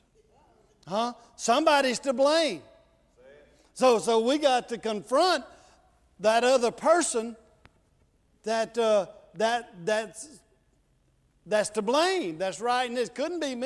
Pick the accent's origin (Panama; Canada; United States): United States; Mississippi; I'm from Mississippi